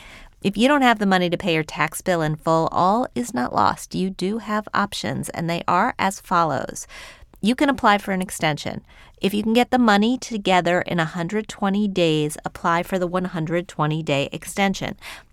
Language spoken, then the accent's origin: English; Wheeling, West Virginia, United States; I grew up in Wheeling, West Virginia, which is a stone's throw from Pittsburgh.